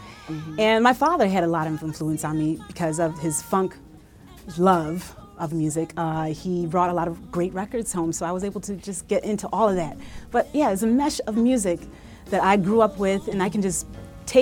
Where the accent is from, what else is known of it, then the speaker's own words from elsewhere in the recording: Utica, New York, United States; growing up in Utica in upstate New York, central New York